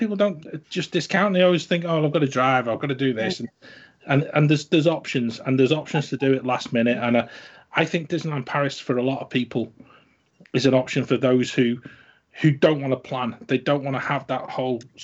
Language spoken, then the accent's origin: English; the north of England, United Kingdom; accent: northern; we live in the north of the country, in case any of the listeners haven't sort of guessed from my accent